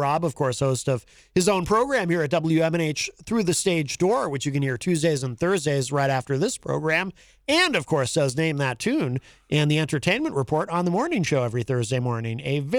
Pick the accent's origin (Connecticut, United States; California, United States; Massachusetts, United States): Connecticut, United States; Hartford; now in New Hampshire, United States; I was born in Hartford, Connecticut.